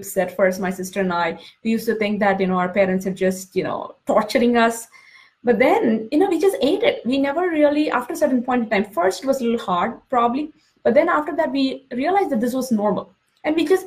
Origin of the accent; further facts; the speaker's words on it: India; moved away as an adult; now in United States; when I was growing up in India